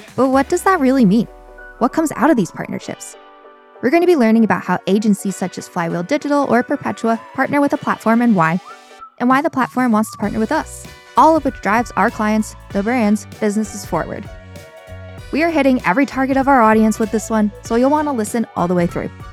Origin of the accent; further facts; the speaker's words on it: New York, United States; I'm a New Yorker